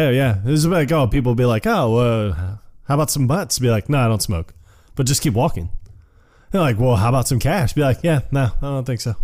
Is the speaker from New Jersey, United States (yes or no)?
no; Tampa, Florida, United States; moved away; I was born and raised in Tampa, Florida